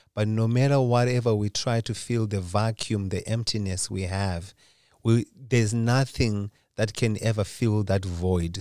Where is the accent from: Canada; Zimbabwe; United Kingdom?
Zimbabwe; now in Lindesberg, Sweden; Originally, I'm from Zimbabwe. That's where I was born.